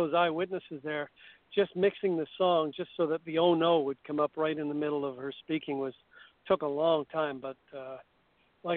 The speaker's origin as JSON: {"language": "English", "town": "Edmonton", "region": "Alberta", "country": "Canada", "tie": "born or raised there", "moved": "yes", "said": "I grew up partially in Edmonton, Alberta, which is way up there in the West."}